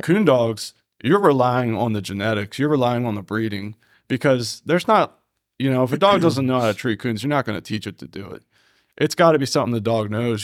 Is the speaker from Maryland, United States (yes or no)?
yes; Taneytown, Maryland, United States; I'm from Tawny Town as well